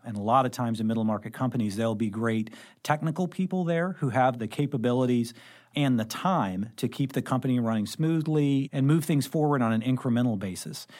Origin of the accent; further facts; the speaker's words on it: Carbondale, Illinois, United States; moved away as an adult; also born or lived in Saint Louis; I actually grew up in Southern Illinois. So I grew up in Carbondale